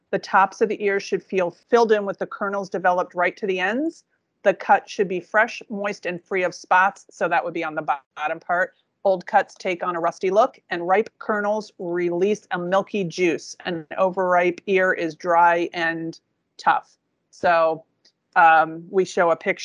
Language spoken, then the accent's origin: English; New Jersey, United States; moved away; I grew up in New Jersey where there were certain little farm stands